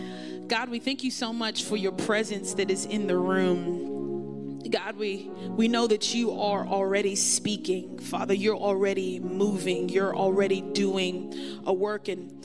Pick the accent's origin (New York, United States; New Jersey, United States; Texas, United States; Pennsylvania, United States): New York, United States; Brooklyn; now in Miami, United States; I am from Brooklyn, New York, and I have the opportunity of being a part of VU Church in Miami